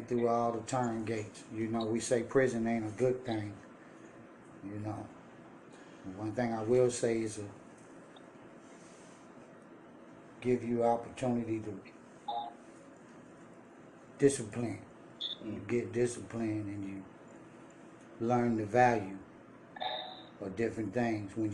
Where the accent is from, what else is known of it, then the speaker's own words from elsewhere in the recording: Richmond, California, United States; also born or lived in Las Vegas; I'm from Richmond in the Bay Area, Richmond, Oakland, California